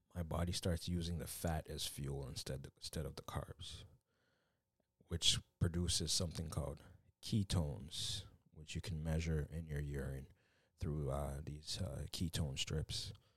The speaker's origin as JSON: {"language": "English", "country": "Canada", "tie": "born or raised there", "said": "coming from a Jamaican background, you know, I was born in Canada"}